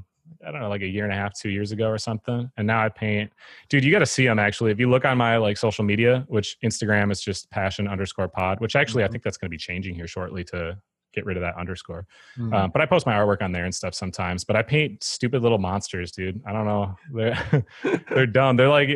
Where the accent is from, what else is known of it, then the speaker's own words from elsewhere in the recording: Eau Claire, Wisconsin, United States; I'm from Eau Claire, Wisconsin. It's a town that's like 90 miles east of Minneapolis